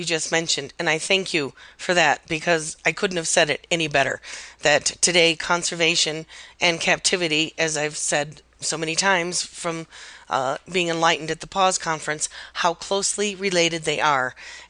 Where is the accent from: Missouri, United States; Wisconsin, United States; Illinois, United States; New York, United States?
Illinois, United States; Chicago; I grew up in Chicago.